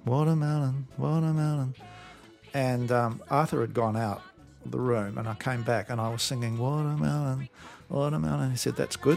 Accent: New Zealand; now in Australia; I grew up in New Zealand

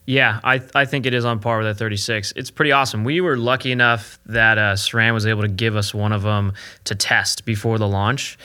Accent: California, United States; also born or lived in Pennsylvania; I grew up in California riding dust all the time

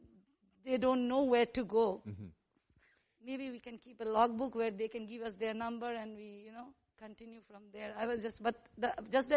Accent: India; for being an Indian

